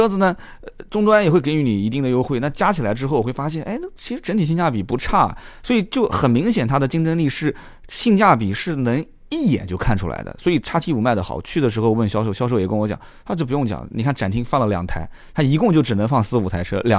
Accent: China; 就我我们我们这个也没啥移民，我们就是土生土长。你像我就当地土生土长，你可能在上海打拼，但是老家的那个根还在那个位置

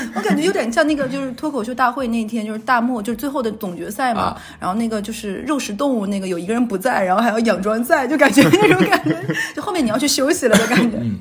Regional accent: Northeast China, China; moved away as an adult; also born or lived in Hubei; 就只有我们东北，就是我上大学的时候跟他们说，我说我妈早上会给我做两个新炒的炒菜，嗯。然后做个新大米饭

